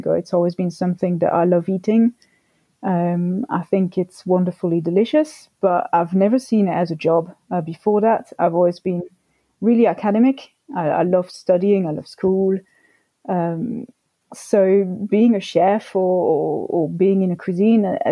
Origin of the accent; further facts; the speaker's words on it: Belgium; moved away; I'm from Belgium originally, I'm half French